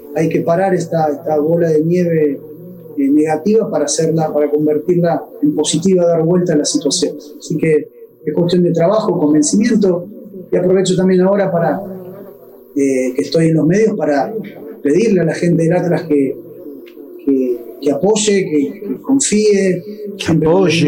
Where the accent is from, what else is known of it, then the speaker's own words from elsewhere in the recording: Maracaibo, Zulia, Venezuela; moved away as an adult; now in San Antonio, United States; en Maracaibo, en Venezuela, de donde soy